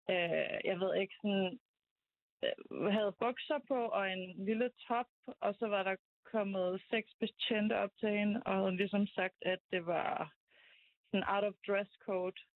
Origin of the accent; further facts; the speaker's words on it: Azerbaijan; moved away; jeg er fra Azerbaijan, øhm, og øhm, har boet der i mange år, on and off, øhm, de sidste 10 år